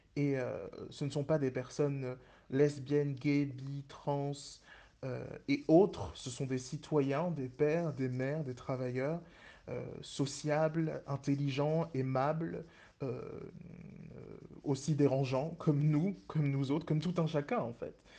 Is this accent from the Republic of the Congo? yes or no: yes; Pointe-Noire, Republic of the Congo; je suis originaire du Congo-Brazzaville particulièrement dans, la, ville de, de Pointe-Noire